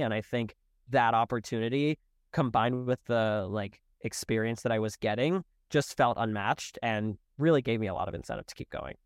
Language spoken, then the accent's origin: English; Charlotte, North Carolina, United States; moved away; I'm originally from Charlotte